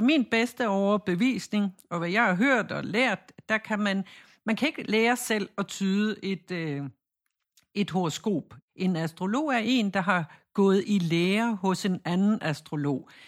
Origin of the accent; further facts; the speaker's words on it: Jutland, Denmark; vi siger Chiron, fordi jeg er fra Jylland